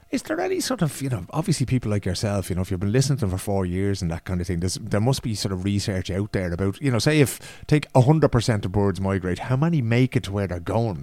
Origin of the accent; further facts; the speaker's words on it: Ireland; now in Sweden; when we were young and growing up in Ireland